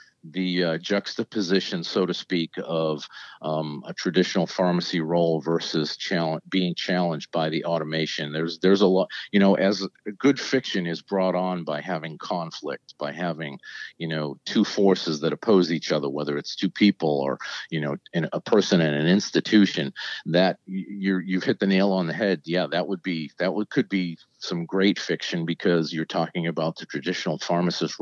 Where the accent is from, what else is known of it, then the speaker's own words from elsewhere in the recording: New England, United States; moved away as an adult; now in Virginia, United States; I grew up in New England. I moved to Virginia after I graduated from pharmacy school.